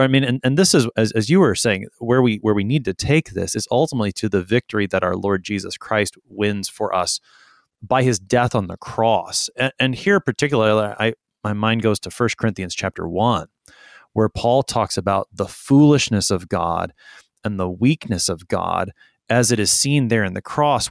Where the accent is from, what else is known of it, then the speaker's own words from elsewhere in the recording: Texas, United States; I'm a Texan